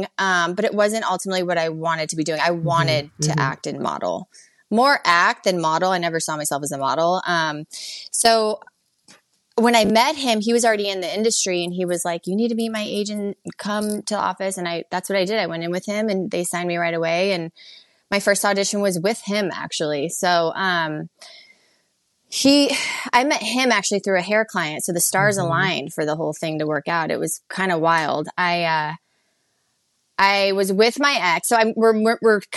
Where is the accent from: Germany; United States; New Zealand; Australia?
United States; Phoenix, Arizona; moved away as an adult; now in Hermosa Beach, United States; I'm currently in Hermosa Beach, California, originally born and raised in Phoenix, Arizona